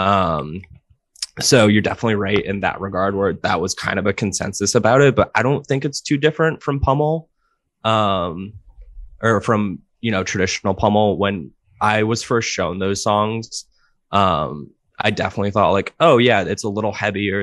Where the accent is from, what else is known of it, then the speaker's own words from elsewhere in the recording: Providence, Rhode Island, United States; I'm from Providence, Rhode Island.